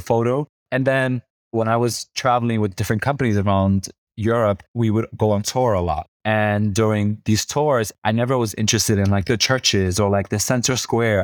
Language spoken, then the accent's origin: English; New York City, New York, United States; moved away; I grew up in New York City, and I grew up in the hood